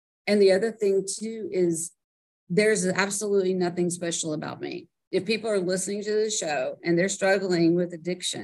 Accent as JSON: {"language": "English", "region": "South Georgia", "country": "United States", "tie": "born or raised there", "said": "I grew up in South Georgia, like, you know, like picking watermelons out of the field"}